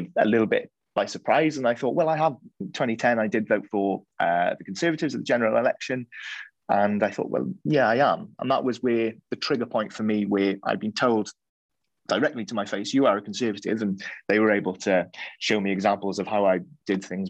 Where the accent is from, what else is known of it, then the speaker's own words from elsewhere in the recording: West Wales, United Kingdom; Growing up in West Wales, where the Welsh language is strong